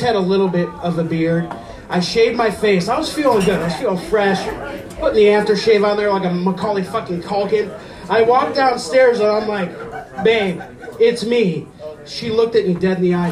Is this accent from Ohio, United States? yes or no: yes; Fairport Harbor, Ohio, United States; now in Painesville, United States; I'm from Fairport Harbor